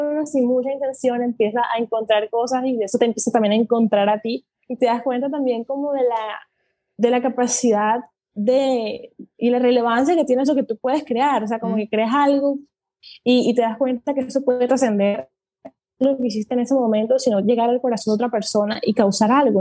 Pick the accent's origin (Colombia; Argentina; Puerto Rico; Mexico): Colombia; mi país, en Colombia